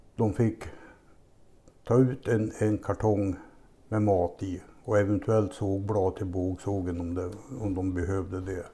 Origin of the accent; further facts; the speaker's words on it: Lindesberg, Örebro County, Sweden; born or raised there